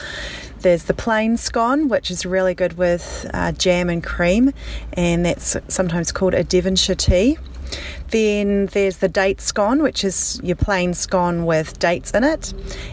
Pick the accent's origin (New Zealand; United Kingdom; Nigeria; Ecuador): New Zealand; in New Zealand, we are a British colony